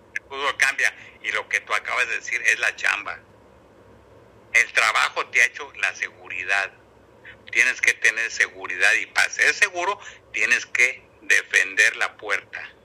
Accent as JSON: {"language": "Spanish", "town": "Guadalajara", "region": "Jalisco", "country": "Mexico", "tie": "born or raised there", "also_born_or_lived": "Monterrey", "moved": "yes", "said": "ahí nací en Guadalajara"}